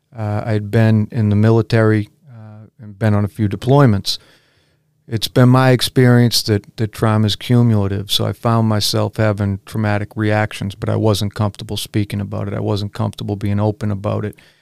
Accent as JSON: {"language": "English", "town": "Braintree", "region": "Massachusetts", "country": "United States", "tie": "born or raised there", "lives_now": "Weymouth, United States", "said": "I was raised, however, in the neighboring town of Braintree, and I loved growing up there, too."}